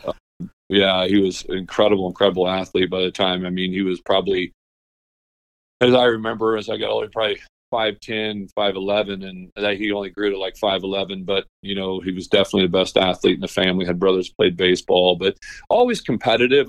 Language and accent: English; Washington, Illinois, United States; moved away; also born or lived in Peoria, Illinois; grew, grew up in Washington